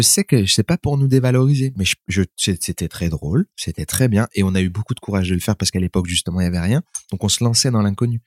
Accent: France; je suis né en France

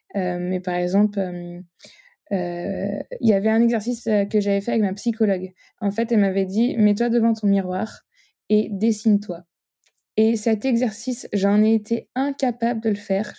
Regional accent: Nantes, Pays de la Loire, France; j'ai 27 ans, je suis nantaise

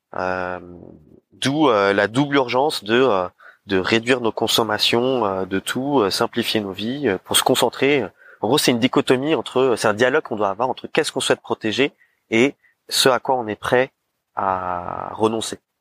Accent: Paris, Île-de-France, France; en tant que Parisien

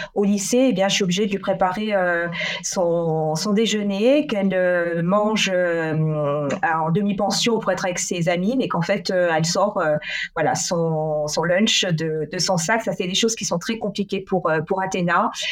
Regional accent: France; moved away as an adult; also born or lived in Brussels, Belgium; je prends la décision de repartir dans ma région natale en France

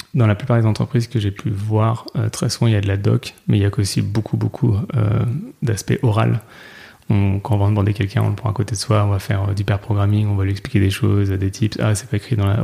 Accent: Nantes, Pays de la Loire, France; je viens de Nantes

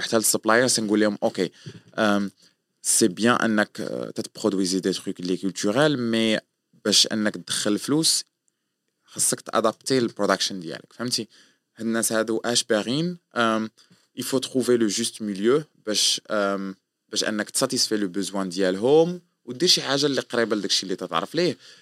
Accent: Morocco; moved away as an adult; also born or lived in France / Germany; انا مغربي

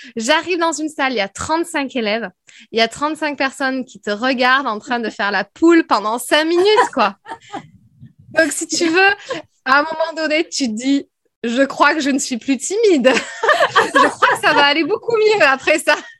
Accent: France; accent: French; moved away as an adult; also born or lived in Paris / United States; Je parlais anglais, mais alors, à tout va, avec mon vieux accent français

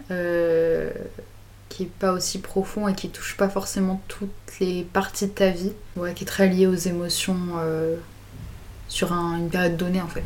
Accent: Grenoble, Auvergne-Rhône-Alpes, France; j'ai 19 ans. Euh, je viens de Grenoble.

